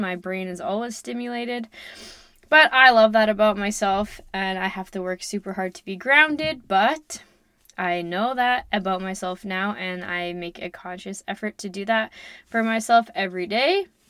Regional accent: Lloydminster, Canada; also born or lived in Kitscoty; I am from Canada. I grew up in and around Lloydminster

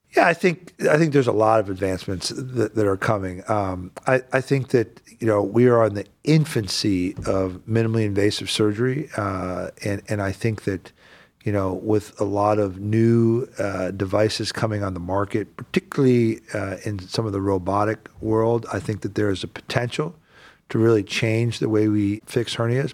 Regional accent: the South, United States; now in Northeast Ohio, United States; I grew up in the South

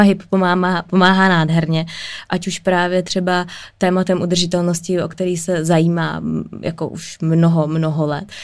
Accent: Prague, Czechia; jsem z Prahy

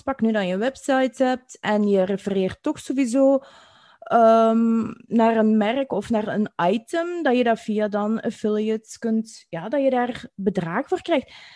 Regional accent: Belgium; accent: Belgian; wij als, als Belgen met ons accent

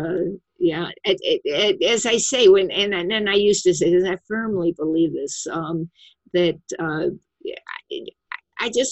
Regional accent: St. Louis, Missouri, United States; moved away; my hometown was St. Louis, and I went back to visit

